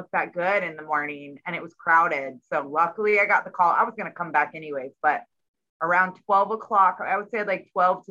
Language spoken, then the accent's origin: English; Folsom, California, United States; I grew up in Northern California and right on the lake, Folsom